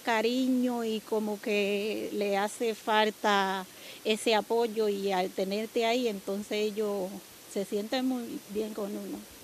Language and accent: Spanish; San Francisco de Macorís, Duarte, Dominican Republic; moved away as an adult; now in Madrid, Spain; Yo tengo nueve años en España, soy de San Francisco de Macorís